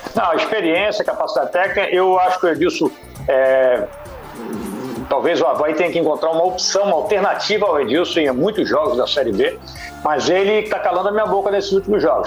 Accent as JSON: {"language": "Portuguese", "town": "Blumenau", "region": "Santa Catarina", "country": "Brazil", "tie": "born or raised there", "also_born_or_lived": "Itajaí", "said": "eu também nasci em Blumenau, mas só que eu sou registrado em Itajaí"}